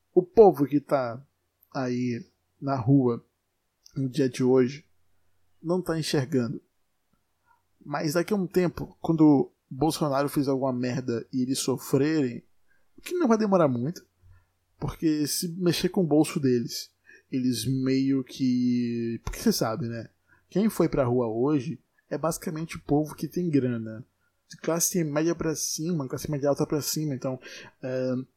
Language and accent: Portuguese; Brazil; eu sou brasileiro